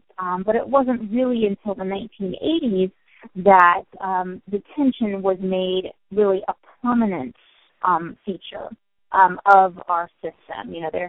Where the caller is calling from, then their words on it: Stony Brook, New York, United States; I am calling in from Stony Brook University.